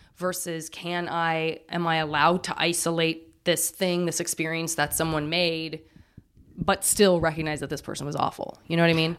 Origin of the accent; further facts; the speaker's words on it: Tucson, Arizona, United States; moved away; I'm from Tucson